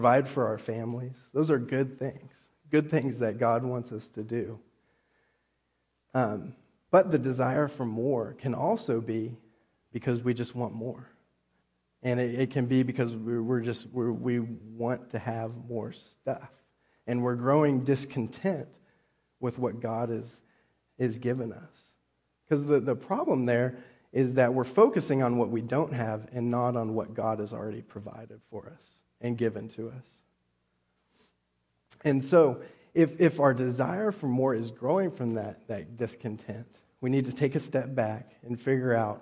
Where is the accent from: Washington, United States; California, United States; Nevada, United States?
California, United States; moved away; also born or lived in Texas / Oklahoma; I grew up in California